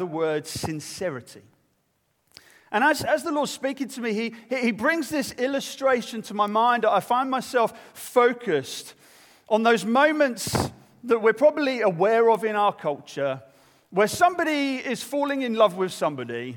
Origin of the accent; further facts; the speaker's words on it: United Kingdom; I'm British